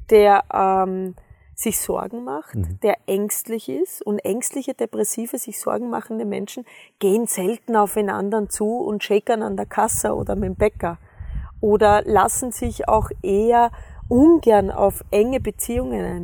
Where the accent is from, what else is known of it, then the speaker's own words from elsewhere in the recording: Austria; ich bin ja am Bauernhof aufgewachsen in Österreich.